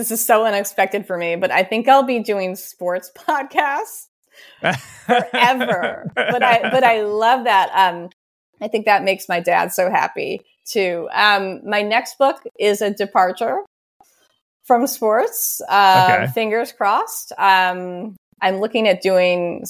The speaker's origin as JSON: {"language": "English", "town": "Batavia", "region": "Illinois", "country": "United States", "tie": "born or raised there", "said": "I grew up in Batavia, Illinois"}